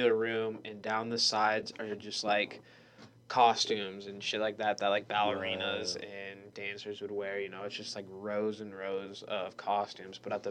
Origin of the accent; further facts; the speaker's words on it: Montana, United States; I'm from Montana